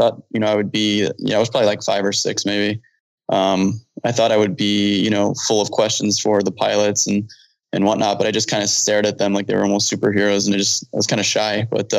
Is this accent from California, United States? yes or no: no; Chicago, Illinois, United States; now in Phoenix, United States; So I grew up in Chicago. I grew up near O'Hare in the suburbs of Chicago, near O'Hare. So I grew up near O'Hare